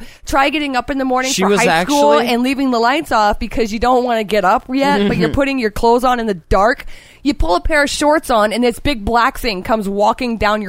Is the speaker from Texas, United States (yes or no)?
no; Florida, United States; I was born and raised in Florida, dude.